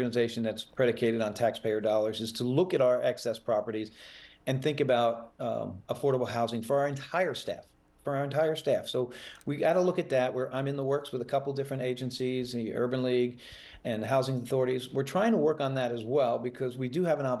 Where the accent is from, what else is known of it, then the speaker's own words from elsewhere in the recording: Fort Lauderdale, Florida, United States; also born or lived in Delray Beach; I'm moving back to Broward and Fort Lauderdale, my hometown, next week.